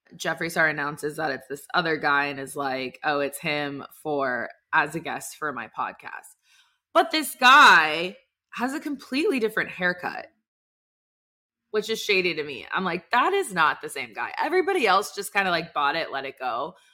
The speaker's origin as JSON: {"language": "English", "town": "Dallas", "region": "Texas", "country": "United States", "also_born_or_lived": "Alabama", "moved": "yes", "said": "I'm from Dallas"}